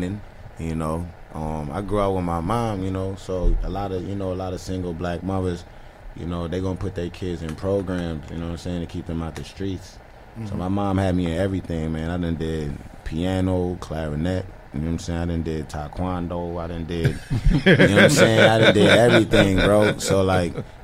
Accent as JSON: {"language": "English", "town": "New York City", "region": "New York", "country": "United States", "tie": "born or raised there", "also_born_or_lived": "U.S. Virgin Islands / Philadelphia", "said": "I really grew up in the Bronx"}